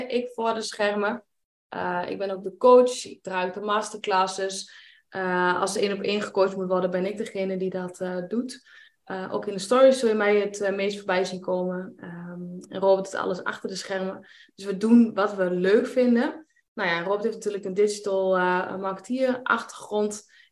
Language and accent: Dutch; Enschede, Overijssel, Netherlands; 34 jaar. Wij komen uit Enschede.